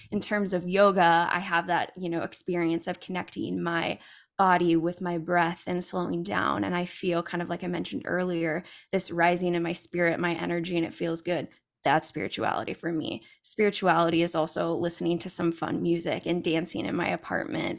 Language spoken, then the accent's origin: English; California, United States; I'm originally from California